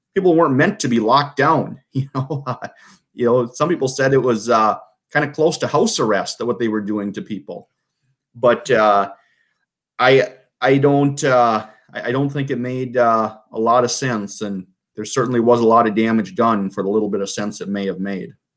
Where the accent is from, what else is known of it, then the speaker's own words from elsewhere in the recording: Vadnais Heights, Minnesota, United States; I'm from Vadnais Heights, a lifelong resident